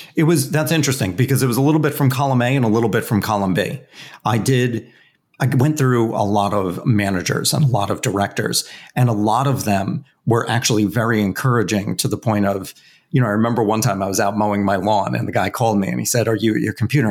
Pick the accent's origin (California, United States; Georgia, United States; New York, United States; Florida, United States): New York, United States; Westchester County; I grew up in Westchester County, New York, which is just about an hour north of Manhattan.